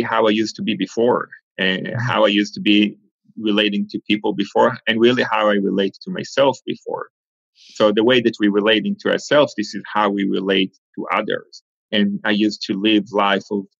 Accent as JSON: {"language": "English", "country": "Israel", "tie": "born or raised there", "also_born_or_lived": "Argentina / Rehovot, Israel", "moved": "as an adult", "said": "I was born in Argentina. I was 3 years old when my family moved from Argentina to Israel. So I really consider myself an Israeli. I grew up in Israel from age 3 until my early 20s"}